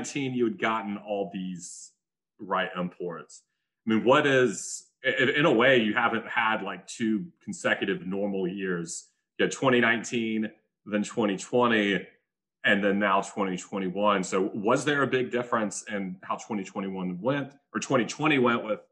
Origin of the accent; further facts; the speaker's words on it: United States; as an American